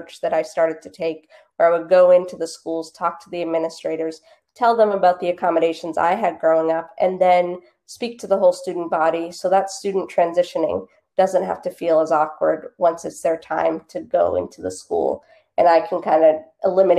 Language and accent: English; Boston, Massachusetts, United States; also born or lived in Los Angeles, California; I grew up in the Boston area, lived out in LA after college, and then I moved back to the Boston area in 2012.